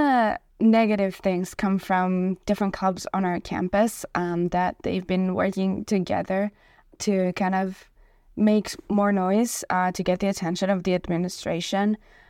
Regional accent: Israel; now in Victoria, Canada; I immigrated from Israel, and so facing anti-Semitism is something that's new to me and hard

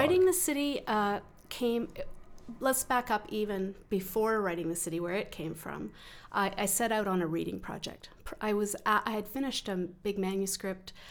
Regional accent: Calgary, Alberta, Canada; also born or lived in Vancouver; I grew up in the Southwest suburbs in the sixties

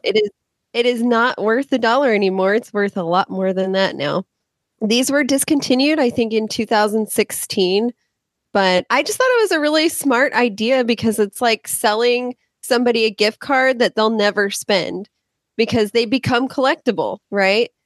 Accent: California, United States; I'm from California

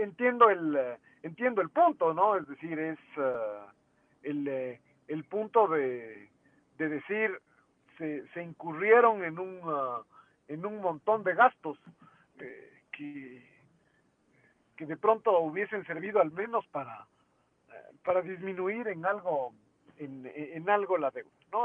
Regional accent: Ecuador; lo que somos como país

